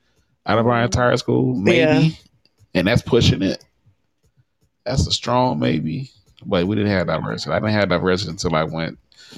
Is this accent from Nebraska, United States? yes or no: no; Mississippi, United States; moved away; I grew up in Mississippi. We didn't have diversity.